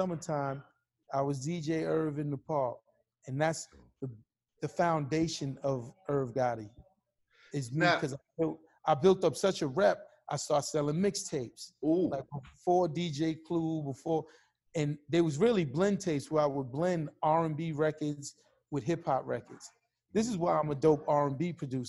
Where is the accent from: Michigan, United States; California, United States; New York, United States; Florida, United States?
New York, United States; New York City; I'm from Hollis, Queens.